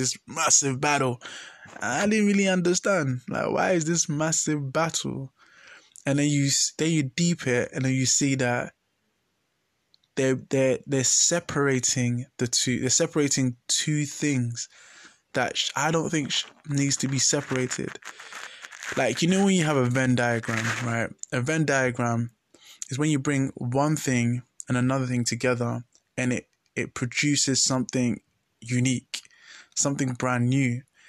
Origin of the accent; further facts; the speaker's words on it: Ghana; So, yeah, as a Ghanaian, there's really... not that battle against science and faith.